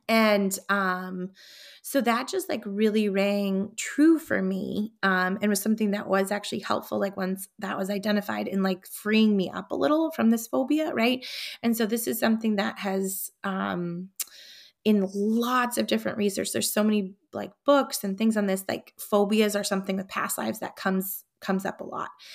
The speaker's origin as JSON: {"language": "English", "town": "Concord", "region": "New Hampshire", "country": "United States", "tie": "born or raised there", "said": "Concord, New Hampshire, my hometown"}